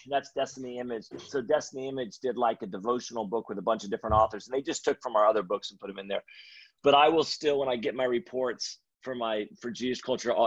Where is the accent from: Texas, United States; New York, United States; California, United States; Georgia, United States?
California, United States; Redding; now in Sacramento, United States; I'm actually from Reading, born and raised